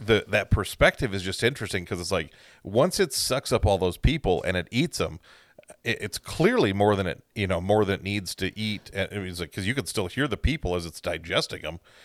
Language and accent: English; Central Time Zone, United States; Growing up in the Central Time Zone